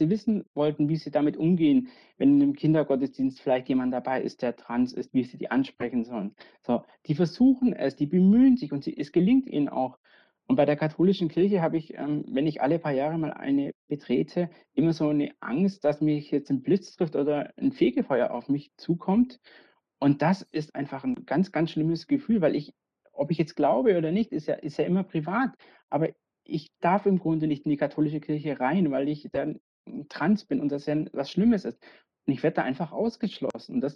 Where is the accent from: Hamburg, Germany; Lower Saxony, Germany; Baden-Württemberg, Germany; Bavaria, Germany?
Bavaria, Germany; Ich bin ja in Bayern aufgewachsen, so sehr katholisches Umfeld